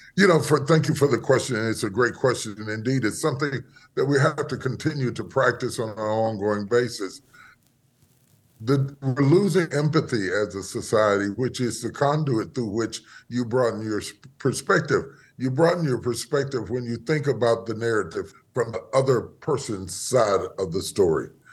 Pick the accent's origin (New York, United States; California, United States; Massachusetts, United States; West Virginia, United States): West Virginia, United States; moved away as an adult; now in Dallas, United States; I was born in West Virginia, in the hills of West Virginia. uh, grew up there and spent most of my life there